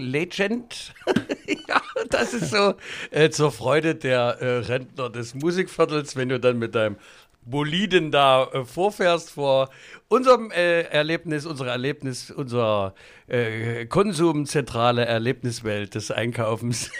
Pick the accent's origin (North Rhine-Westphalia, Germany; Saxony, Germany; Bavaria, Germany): Saxony, Germany; als Sachse in Berlin den Kabarettpreis zu gewinnen